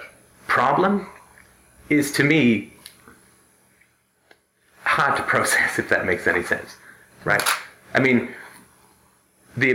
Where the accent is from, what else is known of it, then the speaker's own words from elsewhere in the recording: United Kingdom; I'm British